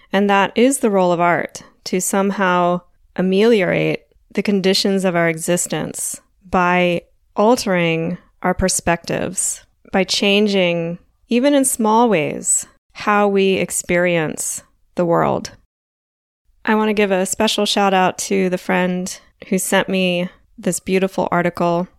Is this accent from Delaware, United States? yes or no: yes; Delaware, United States; I grew up on the East Coast in Delaware